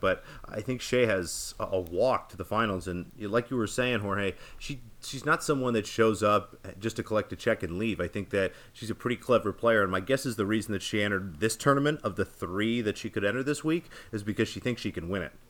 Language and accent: English; United States; as an American tennis fan